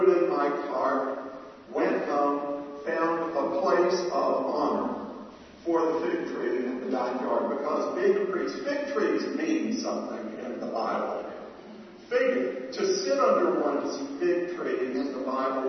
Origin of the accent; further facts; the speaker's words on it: Atlanta, Georgia, United States; moved away; having grown up in the South